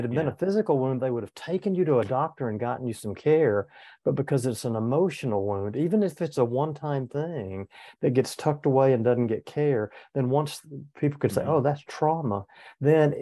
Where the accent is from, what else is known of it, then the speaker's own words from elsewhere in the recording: Deep South, United States; I had an All-American college football player dad growing up in the Deep South